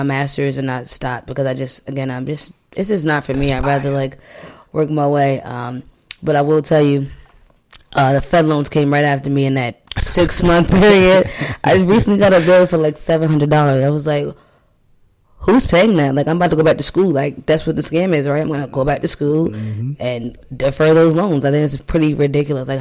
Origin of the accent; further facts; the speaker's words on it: Long Island, New York, United States; I grew up in Long Island, New York